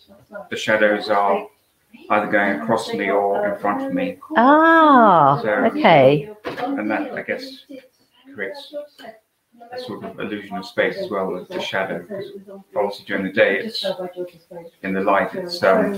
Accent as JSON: {"language": "English", "town": "Ticehurst", "region": "South East England", "country": "United Kingdom", "tie": "born or raised there", "said": "I grew up in Ticehurst and I've stayed in Ticehurst."}